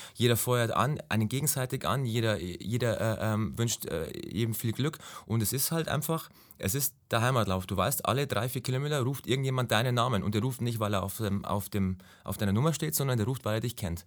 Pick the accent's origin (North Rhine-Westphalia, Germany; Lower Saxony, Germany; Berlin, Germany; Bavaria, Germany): Bavaria, Germany; Ingolstadt; komme aus Ingolstadt, also bin geboren in Ingolstadt, bin gebürtiger Schanzer innerhalb der Stadtmauer